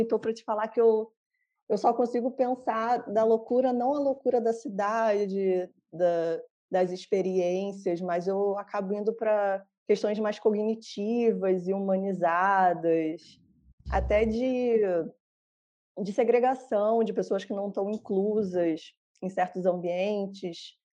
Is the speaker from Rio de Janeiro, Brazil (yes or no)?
yes; Rio de Janeiro, Brazil; moved away; Eu sou do Rio